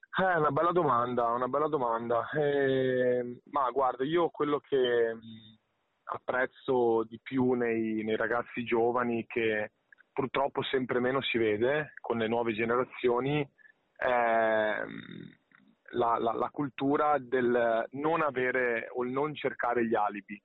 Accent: Padua, Veneto, Italy; io sono di Padova, vivo a Padova da, da praticamente una vita

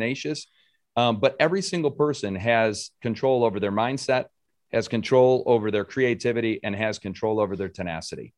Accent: Rochester, New York, United States; I grew up in Rochester.

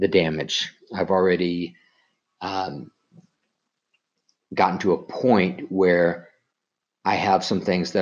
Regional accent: Colorado, United States; I grew up in Colorado

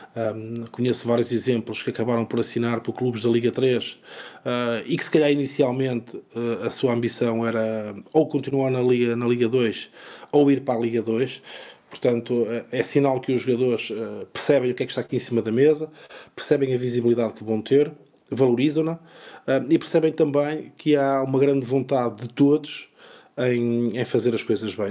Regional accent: São João da Madeira, Aveiro District, Portugal; eu comecei na Sejanense, portanto, eu nasci em São João da Madeira

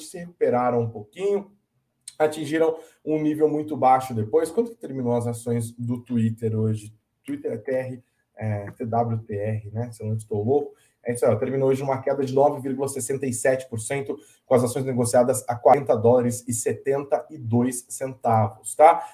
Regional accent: Brazil; a gente tem que tomar enquanto brasileiros

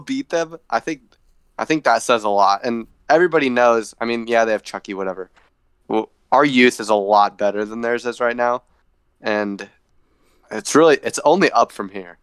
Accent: United States; I'm American

